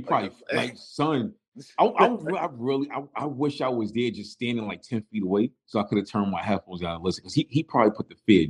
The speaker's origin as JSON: {"language": "English", "region": "New York", "country": "United States", "tie": "born or raised there", "moved": "yes", "said": "from growing up in New York and constantly visiting New York after I moved out"}